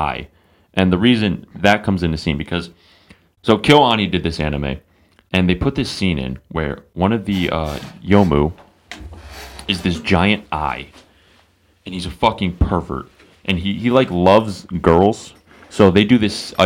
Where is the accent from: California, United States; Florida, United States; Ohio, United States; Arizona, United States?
Ohio, United States; I fucking like living here. I like saying I'm from Ohio